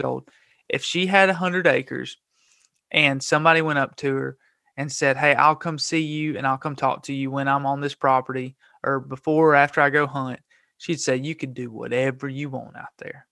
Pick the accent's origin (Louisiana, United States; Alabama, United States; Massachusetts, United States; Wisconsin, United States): Alabama, United States; Gadsden; I was born and raised in Gadsden, Alabama